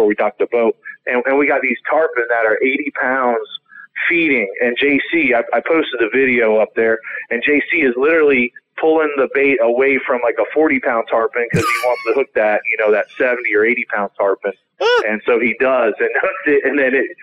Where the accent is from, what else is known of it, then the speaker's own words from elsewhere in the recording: Florida Keys, United States; growing up in the Keys, like how my kids, you know, who actually work for me as well on my boats, you know, but this is how we grow up.